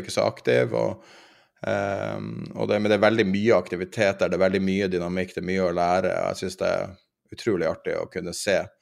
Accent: Northern Norway, Norway; jeg er fra Nord-Norge

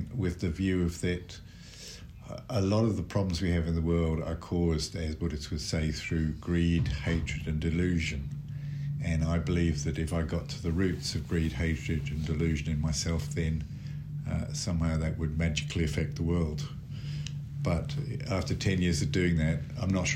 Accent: near Birmingham, West Midlands, United Kingdom; moved away as an adult; also born or lived in India; now in Dunedin, New Zealand; I'm originally from England. Brought up near Birmingham, but my family all came from Devon, which is in the southwest of England

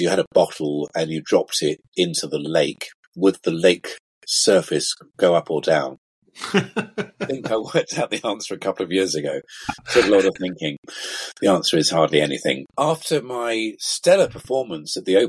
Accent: Vale of Evesham, West Midlands, United Kingdom; also born or lived in Worcester; Growing up in the Vale of Evesham

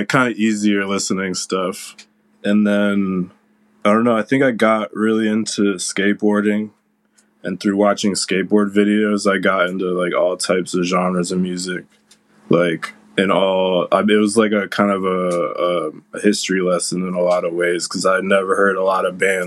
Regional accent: Cleveland Heights, Ohio, United States; moved away; also born or lived in Providence / New York; I grew up in Cleveland Heights, and there's a music venue right down the street from my house called Grog Shop

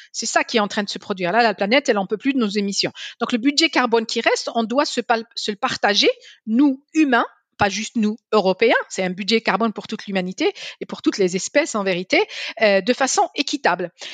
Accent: Algiers, Algiers Province, Algeria; also born or lived in Paris; now in France; J'ai grandi à Alger, je n'ai pas grandi à Paris

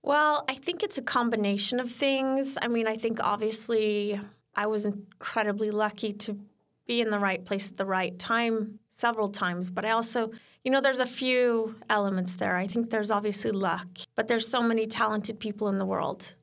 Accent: Sweden; moved away; also born or lived in California; I grew up in Sweden

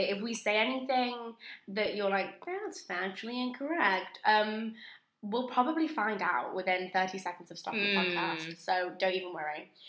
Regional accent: Manchester, North West England, United Kingdom; accent: northern; Yeah, and … I'm from Manchester, and I probably sound like the more northern one.

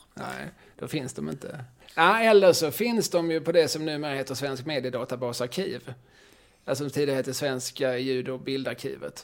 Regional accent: Eslöv, Skåne, Sweden; moved away as an adult; also born or lived in Lund; now in Malmö, Sweden; när jag växte upp i Eslöv

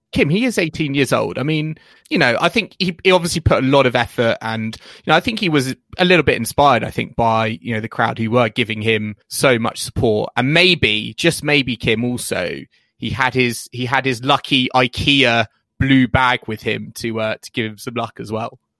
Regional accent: United Kingdom; we're British

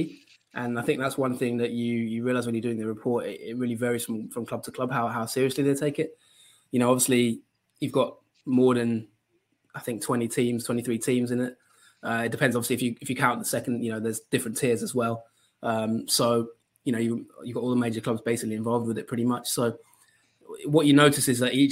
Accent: Colchester, East of England, United Kingdom; Colchester is my hometown team

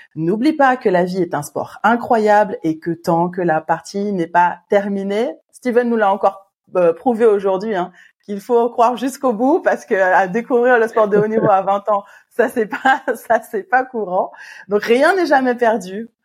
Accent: Martinique; en tant que bon Martiniquais que nous sommes

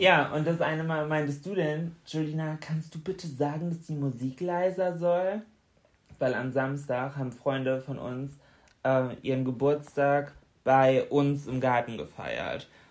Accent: Bremen, Germany; bei uns in Bremen an der Uni

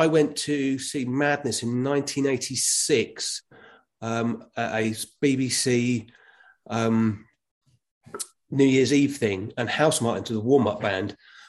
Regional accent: South East England, United Kingdom; we've got … comes from my hometown, which is just outside of Brighton.

